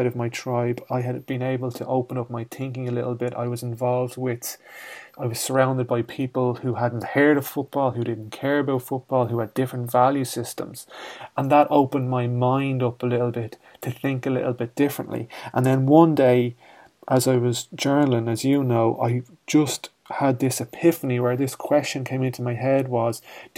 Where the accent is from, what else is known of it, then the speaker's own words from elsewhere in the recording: Ireland; we're from Ireland here, and I grew up in a community